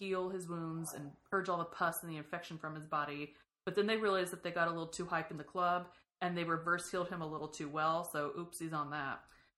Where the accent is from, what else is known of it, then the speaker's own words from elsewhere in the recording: the South, United States; I'm from the South.